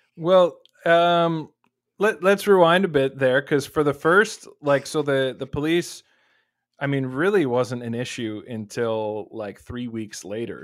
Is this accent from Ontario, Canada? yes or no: yes; Waterloo, Ontario, Canada; I'm from the Waterloo area